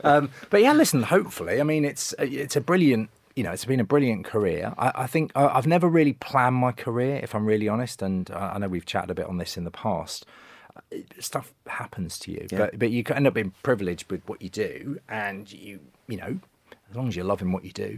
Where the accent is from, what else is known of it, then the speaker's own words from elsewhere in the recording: Sheffield, Yorkshire and the Humber, United Kingdom; moved away as an adult; I moved over from Sheffield to Manchester purely to watch matches and thought I need a job.